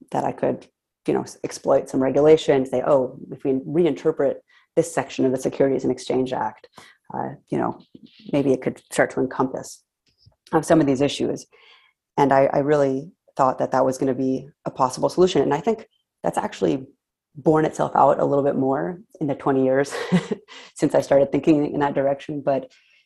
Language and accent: English; San Diego, California, United States; I grew up in San Diego